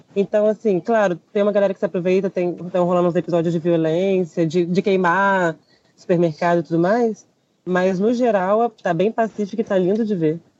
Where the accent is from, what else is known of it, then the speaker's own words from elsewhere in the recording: Brazil; moved away as an adult; now in Chile; sou do Brasil, eu te juro que eu sou do Brasil